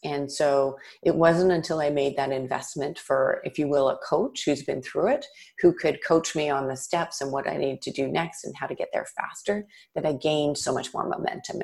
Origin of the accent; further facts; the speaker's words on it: Toronto, Ontario, Canada; I grew up in Toronto, in Canada